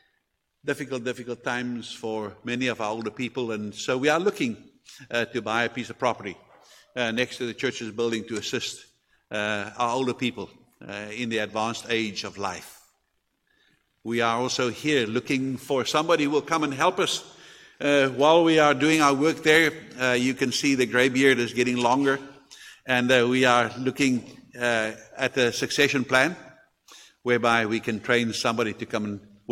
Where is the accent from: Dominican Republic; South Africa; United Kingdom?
South Africa; obviously we are from South Africa and therefore we are natives from there